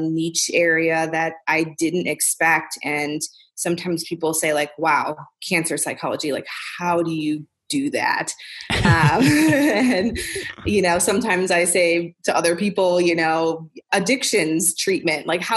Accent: Milwaukee, Wisconsin, United States; moved away as an adult; also born or lived in Topeka, Kansas / St. Louis; I was born and raised in Milwaukee, Wisconsin

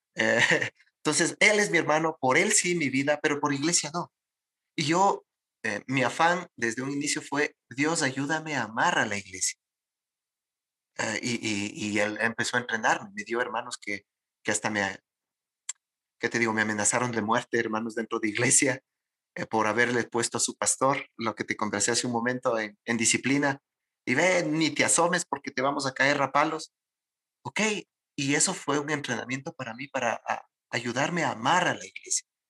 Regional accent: Ecuadorian Sierra, Ecuador; yo soy serrano

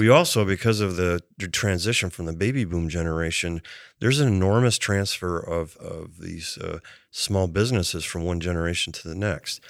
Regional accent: Cattaraugus County, Western New York, United States; moved away as an adult; also born or lived in Caroline County, Maryland; now in Maryland, United States; I grew up in Western New York, um, after my, uh, parents had spent some time moving around. So, you know, both elementary and high school, went to a small rural high school

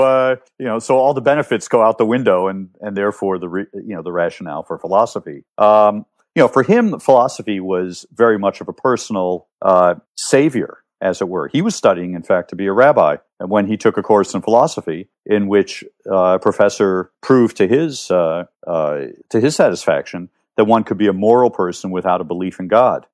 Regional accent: New York, United States; moved away as an adult; also born or lived in Cleveland, Ohio / England; now in Rome, Italy; I grew up mostly in New York, but I lived in Cleveland, Ohio

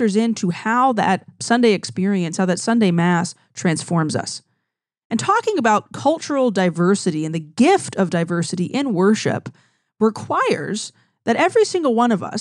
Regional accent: Louisiana, United States; accent: twang; We have more of a twang on my side of the state

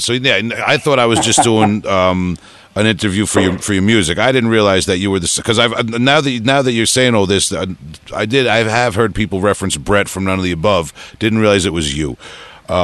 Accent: Huntington Station, New York, United States; we're from Huntington Station.

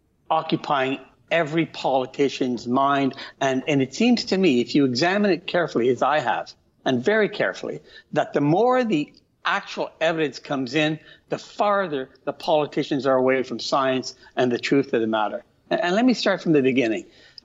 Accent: Calabria, Italy; born there; Italy's a big country. I was born in Calabria.

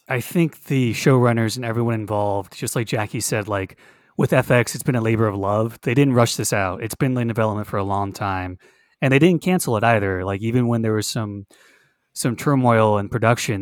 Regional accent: Hollywood, Florida, United States; now in Orlando, United States; I was born in Hollywood, Florida.

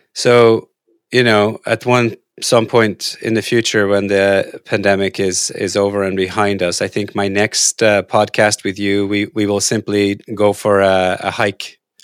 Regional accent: Norway; moved away; I grew up in Norway

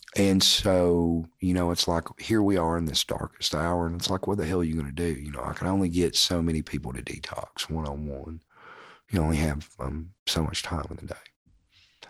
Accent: Morristown, Tennessee, United States; A M thirteen hundred W M T N, right? Like, my hometown

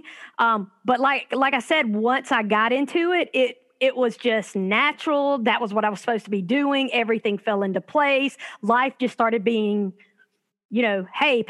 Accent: Calhoun City, Mississippi, United States; moved away as an adult; now in Oxford, United States; I am originally from Calhoun City, so I'm not from Oxford, but I've lived here for the last, I would say, 20 years.

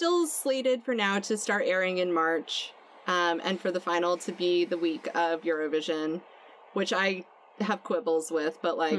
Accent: Vermont, United States; I've told some people that I'm from Vermont

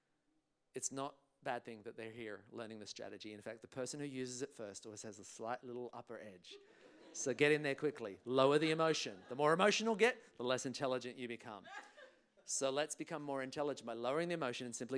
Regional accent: England, United Kingdom; now in Australia; I was traveling on a British passport because I was born in England

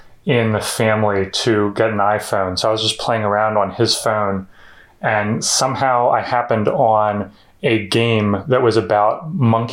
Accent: Philadelphia, Pennsylvania, United States; also born or lived in Florida; So I'm from the Philadelphia area, about like 30 minutes out into the suburbs, and basically grew up here except for 2 years in Florida when I was like 10 or so. But we moved back here in 1990.

